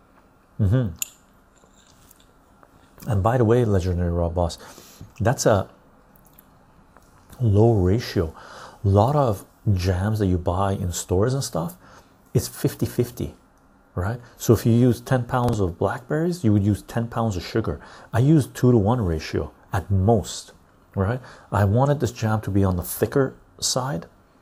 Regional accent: England, United Kingdom; I'm English.

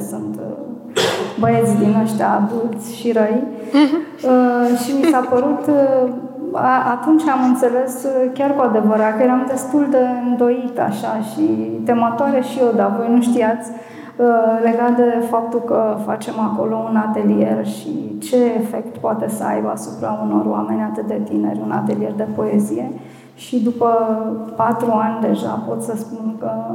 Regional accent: Botoșani, Botoșani County, Romania; sunt din Botoșani

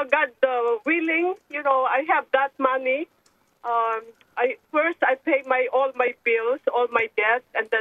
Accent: Philippines; now in Cape Cod, United States; I grew up in the Philippines.

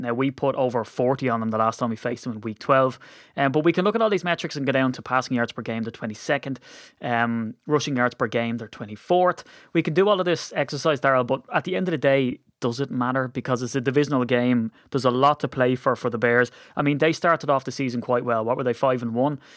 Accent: Ireland; we're Irish

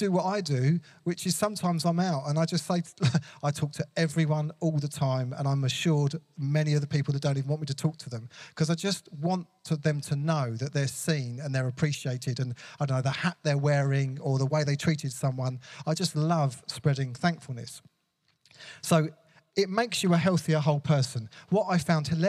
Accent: England, United Kingdom; I love being English, British, European

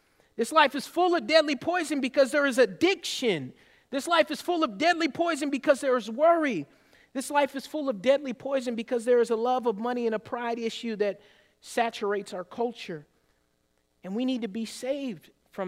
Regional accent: the South, United States; I grew up in the South

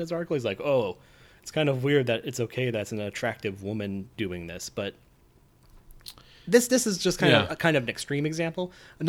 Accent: Nevada, United States; I'm from Nevada.

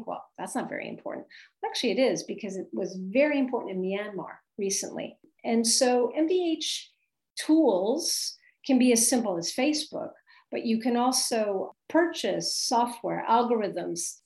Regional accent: United States; now in Paris, France; as an American living abroad

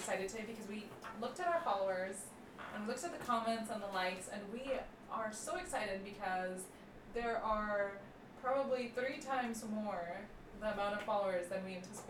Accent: Denver, Colorado, United States; now in Portland, United States; I'm from Denver

